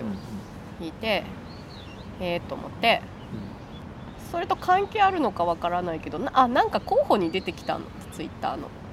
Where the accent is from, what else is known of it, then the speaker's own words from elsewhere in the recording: Kinki, Japan; 私近畿地方の出身なんですけど